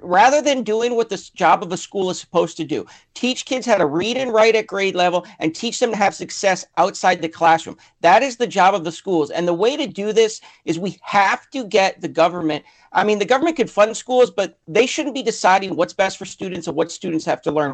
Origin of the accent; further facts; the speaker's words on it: Connecticut, United States; moved away as an adult; now in California, United States; I'm actually originally from Connecticut